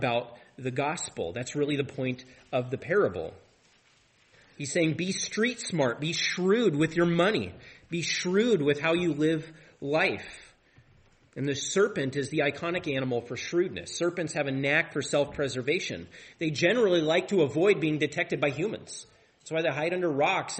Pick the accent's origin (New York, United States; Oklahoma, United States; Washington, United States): Washington, United States; Tri-Cities; now in Deer Park, United States; I grew up in the Tri-Cities